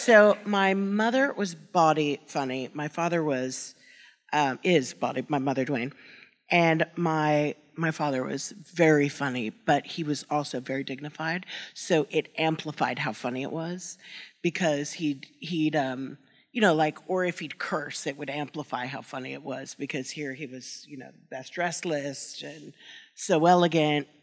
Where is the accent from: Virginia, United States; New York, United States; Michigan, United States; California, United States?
New York, United States; I grew up in New York